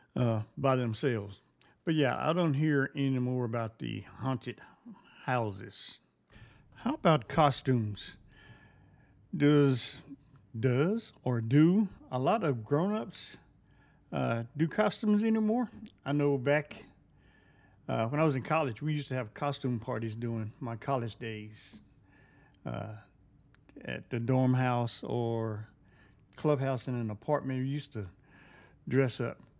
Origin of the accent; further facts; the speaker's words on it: Fort Worth, Texas, United States; When I grew up in Fort Worth